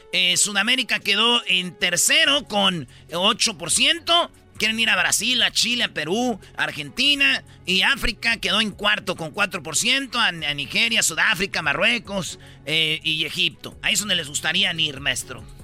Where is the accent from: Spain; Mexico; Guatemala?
Mexico; la mayoría somos mexicanos